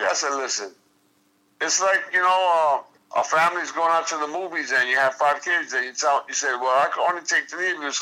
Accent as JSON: {"language": "English", "town": "New York City", "region": "New York", "country": "United States", "tie": "born or raised there", "said": "two blocks from where I grew up"}